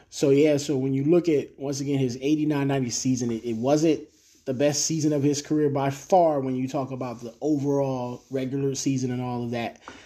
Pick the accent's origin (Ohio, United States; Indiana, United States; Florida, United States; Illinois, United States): Ohio, United States; Cleveland; I'm a person from Cleveland